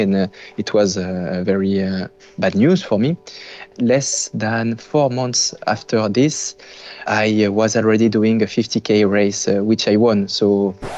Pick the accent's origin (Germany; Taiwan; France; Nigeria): France; moved away as an adult; now in Quebec, Canada; I'm French originally